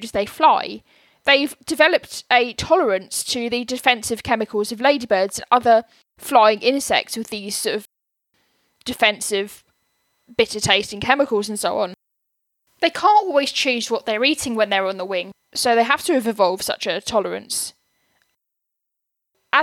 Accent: Buckinghamshire, South East England, United Kingdom; where I lived when I was growing up in Buckinghamshire

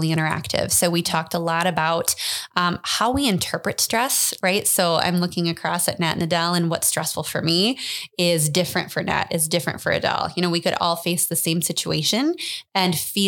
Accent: Muscatine, Iowa, United States; also born or lived in Cedar Falls, Iowa; now in Dubuque, United States; born and raised in Muscatine, Iowa. So I've always been here

